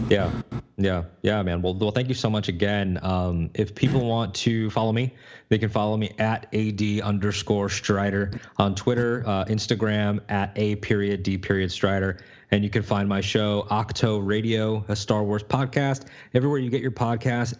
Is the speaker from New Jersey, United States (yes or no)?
no; Connecticut, United States; I was born in Connecticut